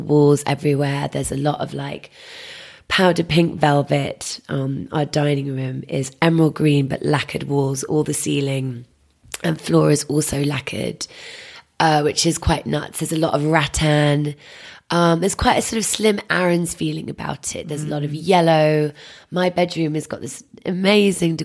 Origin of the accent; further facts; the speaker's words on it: London, United Kingdom; I grew up in Wandsworth on a common